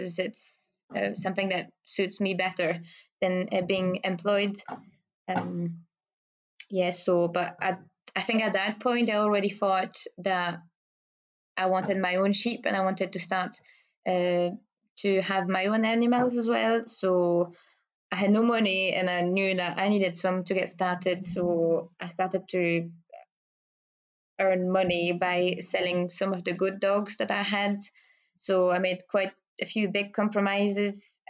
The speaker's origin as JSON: {"language": "English", "country": "Belgium", "first_language": "French", "second_language": "English", "moved": "as an adult", "lives_now": "Biggar, United Kingdom", "said": "I speak French and I come from Belgium"}